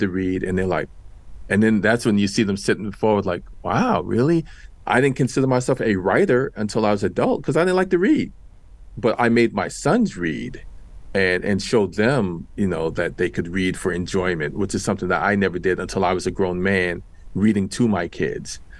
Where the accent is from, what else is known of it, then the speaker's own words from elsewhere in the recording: New York City, New York, United States; I grew up in Washington Heights in New York City.